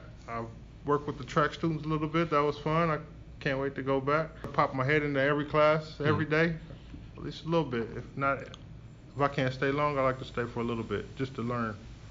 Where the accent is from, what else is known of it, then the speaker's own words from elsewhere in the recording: Toledo, Ohio, United States; now in Columbus, United States; I am from Toledo, Ohio originally. I was born and raised there, grew up in Toledo, and moved to Columbus probably about 15 years ago when I became an educator.